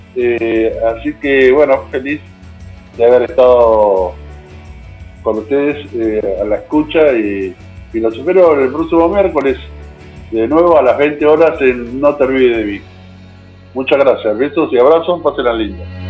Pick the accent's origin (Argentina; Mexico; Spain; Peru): Argentina; yo como argentino